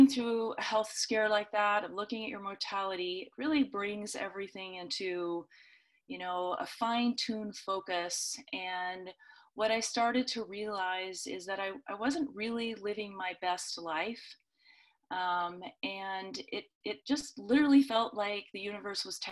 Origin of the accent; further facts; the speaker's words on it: the Northwest, Pacific Northwest, United States; now in Boise, United States; I grew up in the Northwest